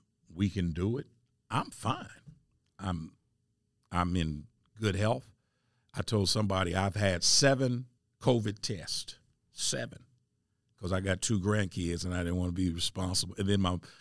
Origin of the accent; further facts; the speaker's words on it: Indianapolis, Indiana, United States; I'm from Indianapolis, and I'm raised in Arlington Woods